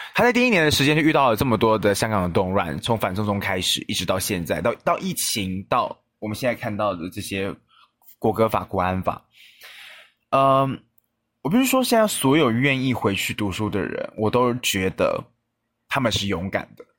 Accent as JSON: {"language": "Chinese", "region": "Taoyuan", "country": "Taiwan", "tie": "born or raised there", "said": "我回桃园的，就是回我的家乡的频率非常的低"}